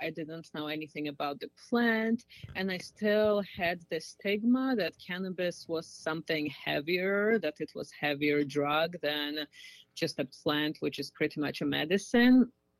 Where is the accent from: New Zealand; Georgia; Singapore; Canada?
Georgia; now in United States; Country of Georgia. Okay. It's Eastern Europe, next to Turkey and under Russia.